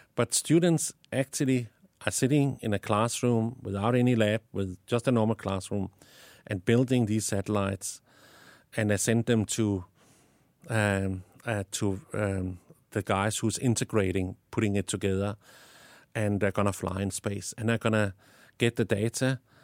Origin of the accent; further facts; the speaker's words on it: Denmark; accent: Danish; English is a second language; moved away as an adult; now in South Africa; I have an accent because I was born in Denmark and I lived in South Africa the last 20 years, but I still have my Danish accent